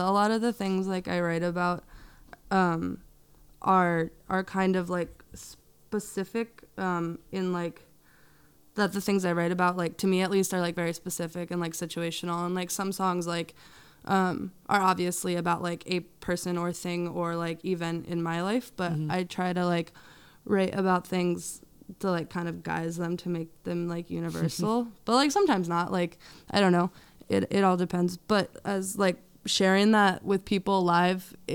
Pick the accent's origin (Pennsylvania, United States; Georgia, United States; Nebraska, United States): Pennsylvania, United States; Berks County; I grew up in Berks County